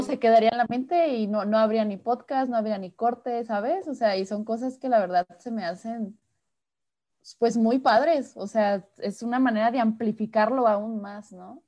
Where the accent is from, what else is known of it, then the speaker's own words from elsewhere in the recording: Guadalajara, Jalisco, Mexico; soy de aquí de Guadalajara, México